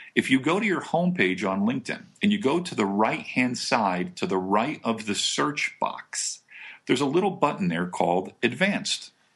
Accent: New Jersey, United States; moved away; I'm originally from Jersey

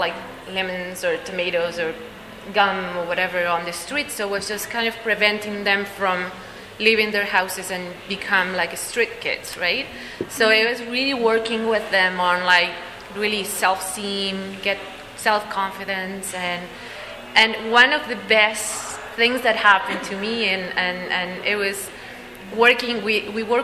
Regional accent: Peru; moved away as an adult; also born or lived in Bolivia; now in Canada; I come from Peru. I've been in Canada for 6 years already

